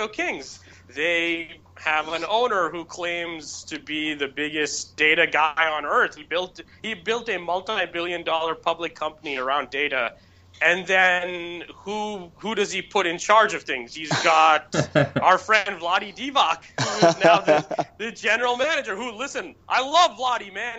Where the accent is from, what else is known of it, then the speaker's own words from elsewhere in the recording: Bangalore, Karnataka, India; moved away; I'm just a kid from Bangalore